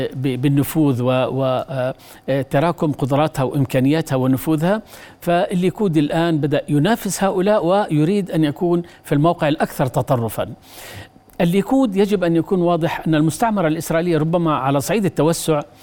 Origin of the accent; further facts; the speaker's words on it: Jordan; نحن كاردنيين